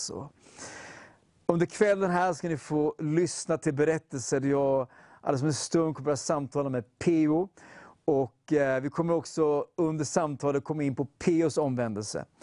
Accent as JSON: {"language": "Swedish", "town": "Gustavsberg", "region": "Stockholm County", "country": "Sweden", "tie": "born or raised there", "also_born_or_lived": "Södermalm, Stockholm", "said": "Och född och uppvuxen i Gustavsberg."}